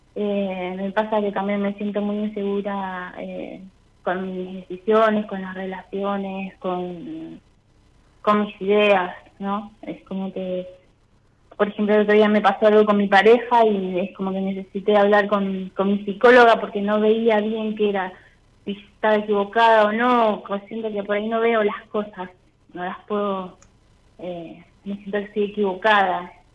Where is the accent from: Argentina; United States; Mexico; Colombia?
Argentina; Punta Alta, Buenos Aires Province; De Punta Alta.